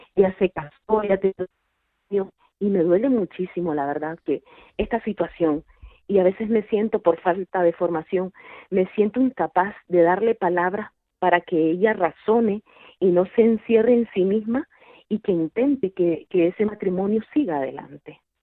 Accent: Toledo, Castilla-La Mancha, Spain; soy de Toledo.

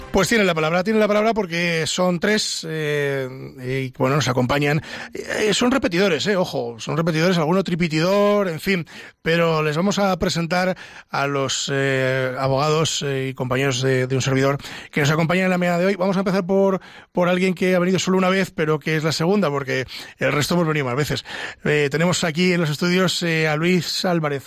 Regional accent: Ávila, Castile and León, Spain; Valeriano y yo de Ávila, aunque mi inglés es de Burgos, pero realmente somos de Ávila

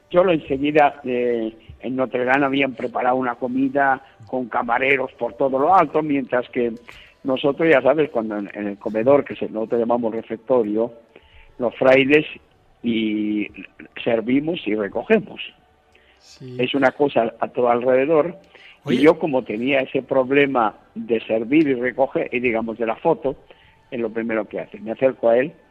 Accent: Buenos Aires, Argentina; tú sabes que los argentinos somos famosos porque nos consideramos los más grandes del mundo y si somos de Buenos Aires, mucho más grandes.

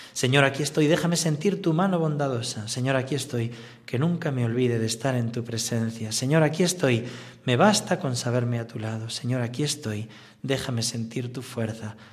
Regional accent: Navarre, Spain; moved away; also born or lived in Talavera; soy navarro pero que me he hecho talaverano y rociero

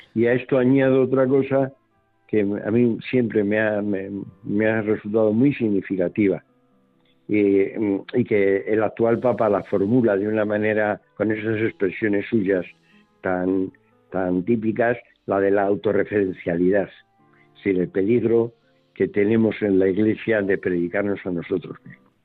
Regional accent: Colmenar Viejo, Community of Madrid, Spain; now in Madrid, Spain; me, crié, nací en los años 40 y luego viví en los años 50 mm, de la clase media de Colmenar

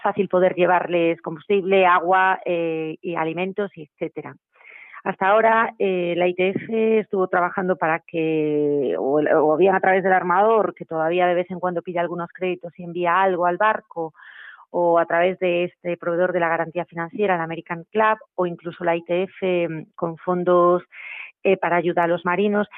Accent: Spain; Nosotros estamos en España y somos españoles

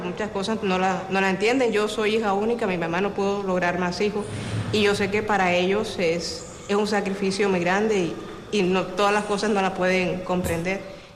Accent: Havana, Cuba; soy cubana de aquí de La Habana, la capital

